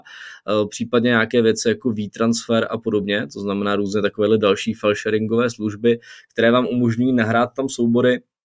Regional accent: Czechia; u nás v Čechách

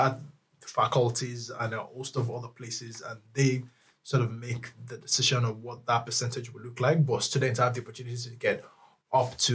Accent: Nigeria; now in Lund, Sweden; I'm Nigerian

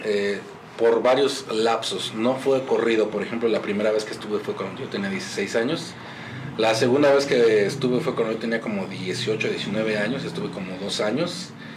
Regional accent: Mexico; also born or lived in Monterrey; aquí como mexicano

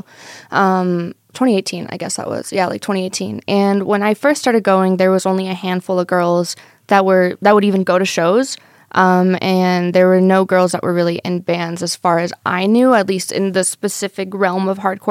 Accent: Las Vegas, Nevada, United States; I'm born and raised in Vegas

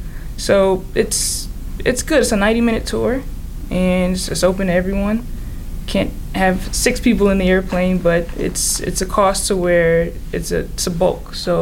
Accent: Detroit, Michigan, United States; moved away as an adult; also born or lived in Jamaica, Queens, New York; now in New York, United States; I'm an airline pilot. I am from Detroit, Michigan, and I currently live in Jamaica, Queens. I went to school at Western Michigan University.

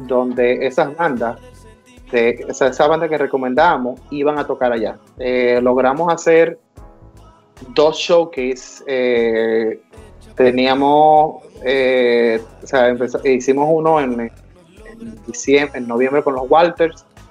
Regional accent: Dominican Republic; now in United States; latino como yo, que nací en República Dominicana y emigré a los Estados Unidos

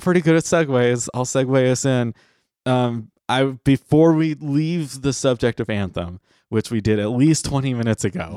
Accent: United States; we're American

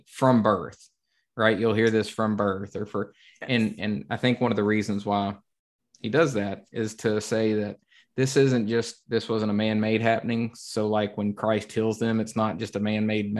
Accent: the South, United States; I'm from the South.

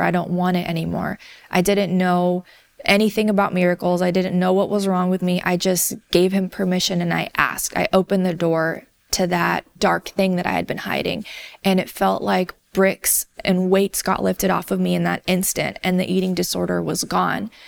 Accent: the South, United States; I grew up in the South in a community that was not very diverse

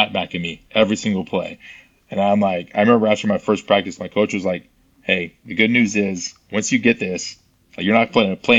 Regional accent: Buda, Texas, United States; moved away as an adult; now in Southern California, United States; I'm from Texas, just like you, small town, Buda, Texas, outside of Austin

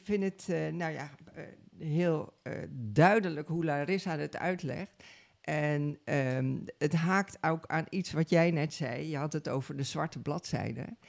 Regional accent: Suriname; now in Netherlands; Ik kom uit Suriname. Ik ben eh, daar geboren en getogen.

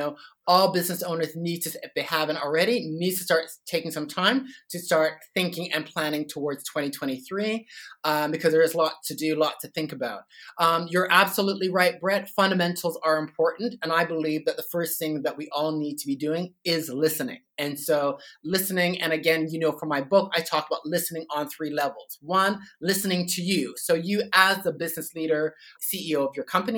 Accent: Toronto, Ontario, Canada; moved away as an adult; now in Sydney, Australia; I'm not originally from Australia. I'm from Toronto, Canada.

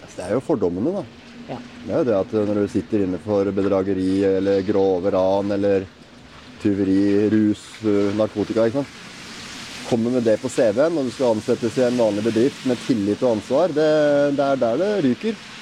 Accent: Oslo, Norway; født og oppvokst i Oslo

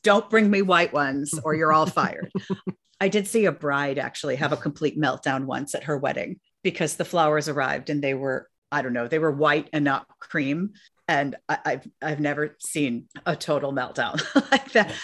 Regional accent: New York City, New York, United States; I grew up in New York City

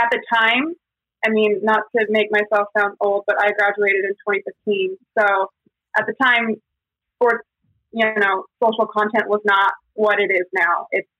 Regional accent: San Diego, California, United States; also born or lived in Texas / Massachusetts / New Jersey; So at that point, I'm 21 and I've lived in Texas and Massachusetts, New Jersey, and San Diego. I'm from San Diego.

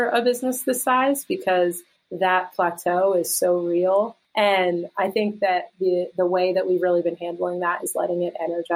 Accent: outside of Philadelphia, Pennsylvania, United States; moved away as an adult; also born or lived in New York City; now in Pittsburgh, United States; I grew up outside of Philadelphia and lived in Philly and New York City

